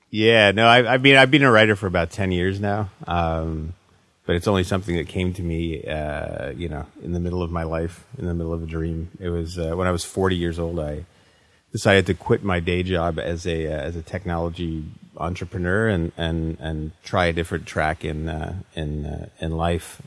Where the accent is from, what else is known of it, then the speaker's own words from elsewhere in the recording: Canada; as a Canadian writer